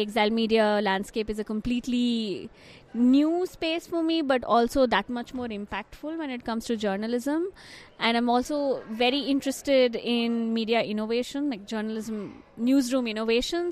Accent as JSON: {"language": "English", "country": "India", "moved": "yes", "lives_now": "Netherlands", "said": "I'm from India. I currently work in the Netherlands"}